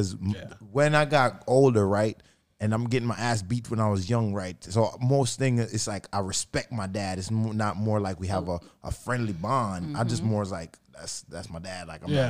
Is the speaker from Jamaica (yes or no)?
yes; Jamaica; We're Jamaican